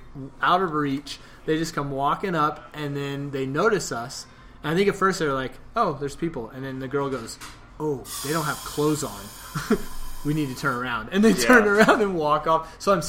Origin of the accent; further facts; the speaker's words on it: Oklahoma, United States; But yeah, and I was born and raised in Oklahoma, so to hear that is awesome.